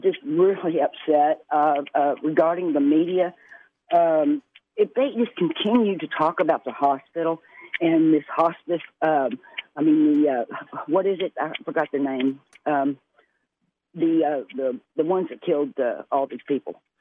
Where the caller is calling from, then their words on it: Allen, Texas, United States; I'm calling from Allen, Texas, right outside of, uh, Dallas.